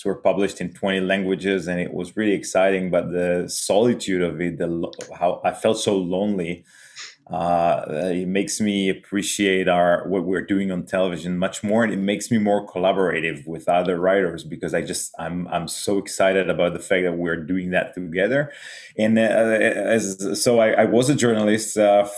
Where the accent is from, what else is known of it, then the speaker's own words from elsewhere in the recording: Israel; we are coming from Israel.